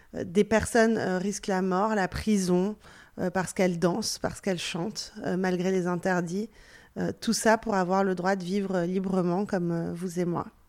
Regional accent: France; first language Persian; French is a second language; also born or lived in Belgium; je suis née en Belgique, même si j'ai grandi en France.

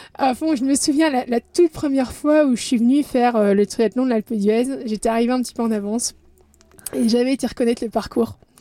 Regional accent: Belgium; je suis belge, j'ai 36 ans

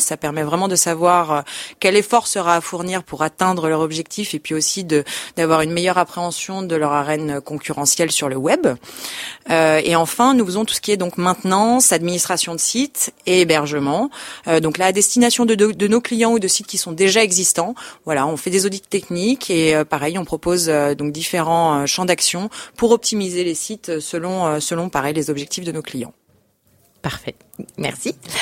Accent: Lyon, Auvergne-Rhône-Alpes, France; je suis née à Lyon

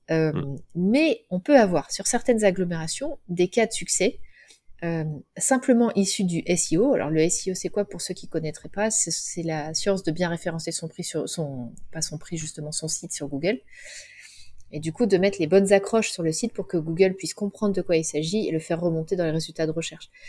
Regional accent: Cholet, Pays de la Loire, France; Moi, elle est dans mon cœur parce que c'est là où j'ai grandi, mais bon, c'est pas non plus euh, un haut lieu

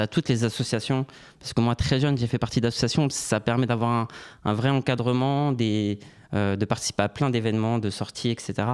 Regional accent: Orly, Île-de-France, France; also born or lived in Canada; je suis originaire d'Orly, dans le sud de Paris

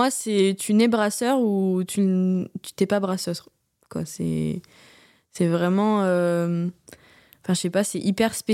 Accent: Hauts-de-France, France; je viens de l'Oise, à côté de Compiègne.

